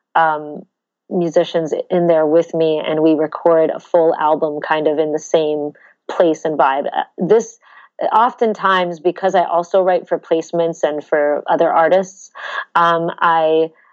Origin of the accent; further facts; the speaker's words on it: Toronto, Ontario, Canada; moved away as an adult; now in New York, United States; I grew up in Toronto, Canada.